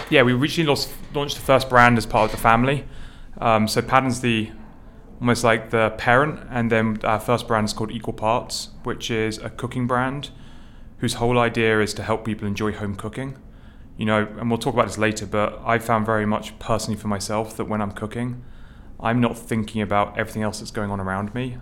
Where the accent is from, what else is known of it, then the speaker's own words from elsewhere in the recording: United Kingdom; now in New York City, United States; I grew up um, just outside London